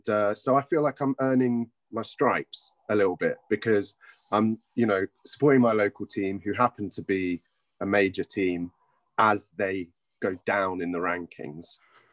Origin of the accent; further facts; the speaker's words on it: London, United Kingdom; I grew up in Stoke Newington